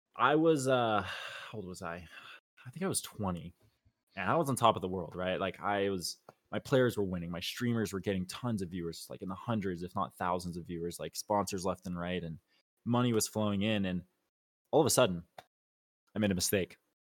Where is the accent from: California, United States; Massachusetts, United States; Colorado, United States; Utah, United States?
California, United States; Los Angeles; also born or lived in Arizona; born and raised in Los Angeles, California